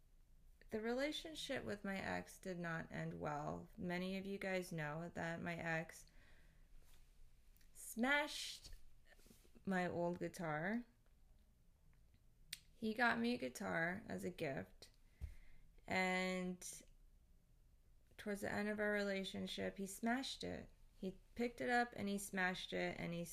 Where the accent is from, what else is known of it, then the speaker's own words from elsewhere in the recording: Philippines; I'm Filipino